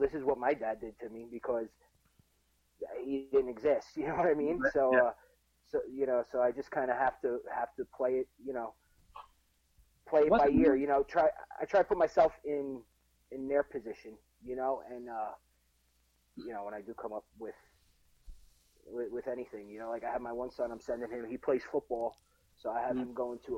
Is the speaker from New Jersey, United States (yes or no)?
yes; Jersey City, New Jersey, United States; I grew up in Jersey City, which now it's all gentrified